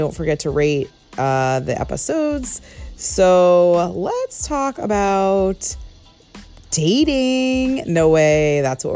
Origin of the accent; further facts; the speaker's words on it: Connecticut, United States; now in Los Angeles, United States; born and raised in Connecticut